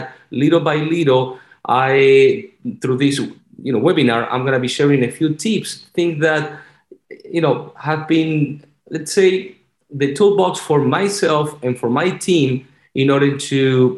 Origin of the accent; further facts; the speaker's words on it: Argentina; English is a second language; moved away as an adult; also born or lived in Virginia; now in Florida, United States; I'm originally from Argentina. That's why I have this beautiful, so good accent